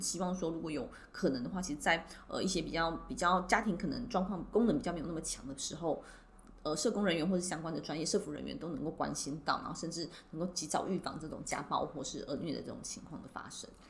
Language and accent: Chinese; Taiwan; 我们也是很习惯在这样的环境下长大